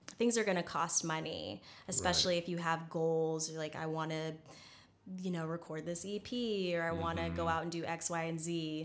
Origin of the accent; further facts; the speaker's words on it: Alaska, United States; I'm this chick from Alaska.